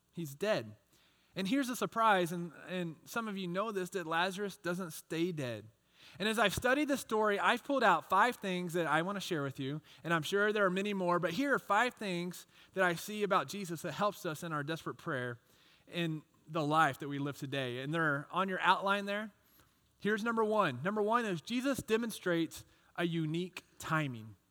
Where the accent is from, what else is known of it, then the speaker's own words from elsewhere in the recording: Texas, United States; I grew up in Texas, and I was a big baseball fan